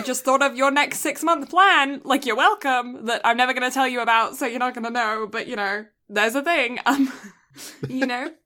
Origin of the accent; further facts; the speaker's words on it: England, United Kingdom; now in Canada; I, I grew up in England